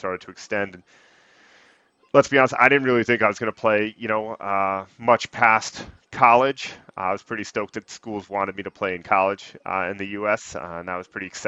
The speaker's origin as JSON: {"language": "English", "region": "Western Canada", "country": "Canada", "tie": "born or raised there", "moved": "yes", "lives_now": "Boston, United States", "said": "I was born and raised out in Western Canada."}